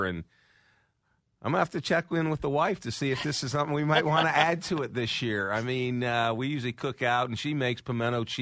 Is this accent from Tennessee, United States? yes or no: no; Ohio, United States; growing up in Ohio, my dad was a huge Nicklaus fan